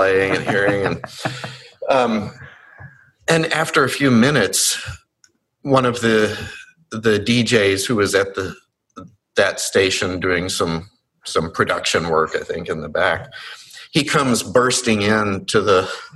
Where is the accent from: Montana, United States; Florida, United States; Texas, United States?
Texas, United States; Longview; I grew up in Longview, Texas